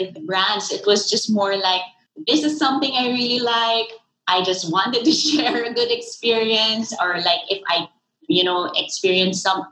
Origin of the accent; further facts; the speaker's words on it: Philippines; I am from the Philippines.